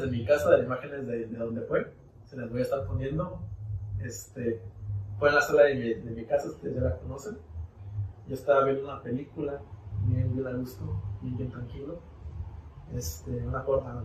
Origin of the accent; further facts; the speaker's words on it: Mexico; como buen mexicano